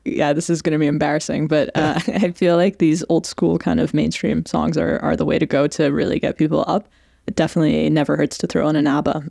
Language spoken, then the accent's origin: English; Canada; accent: Canadian; also born or lived in Iran; now in London, United Kingdom; I'm from from Iran originally. I've grown up between Iran and Canada. Uh, the accent is very much Canada